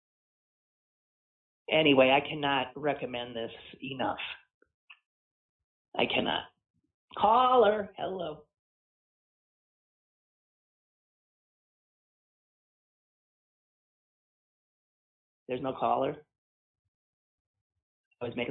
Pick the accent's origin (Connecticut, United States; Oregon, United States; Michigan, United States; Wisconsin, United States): Wisconsin, United States; moved away as an adult; Wisconsin, my home state